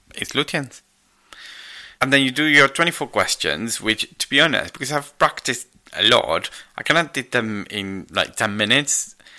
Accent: Argentina; moved away; I'm Argentinian

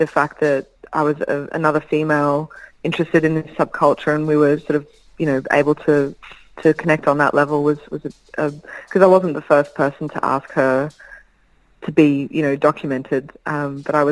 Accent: Brisbane, Queensland, Australia; growing up in Brisbane

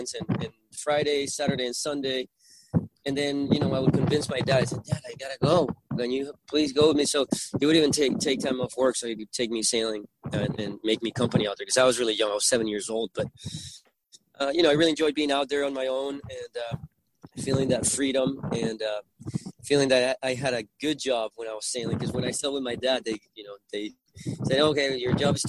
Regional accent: Puerto La Cruz, Anzoátegui, Venezuela; accent: Venezuelan; first language Spanish; English is a second language; I grew up in Venezuela where I was born and raised

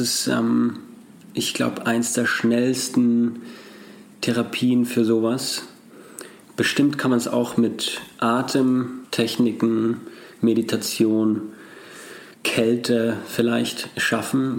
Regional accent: Austria; Als Österreicher

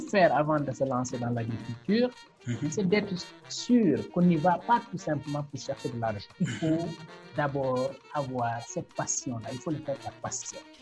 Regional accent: Senegal; Je suis un Sénégalais, j'ai fait mes études entièrement au Sénégal, dans mhm. l'école publique, de première à l'université.

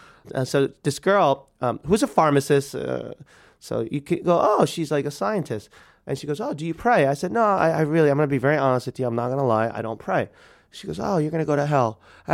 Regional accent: New York, United States; And like, I'm like from New York. I'm like dying here.

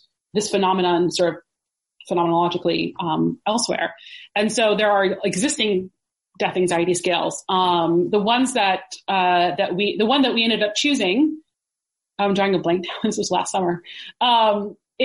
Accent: the South, United States; moved away; I'm from the South

